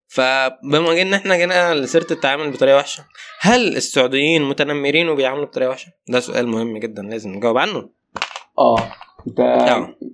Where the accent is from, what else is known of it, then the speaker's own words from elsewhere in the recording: Upper Egypt, Egypt; واحنا كلنا صعيد انا من الصعيد بس تمام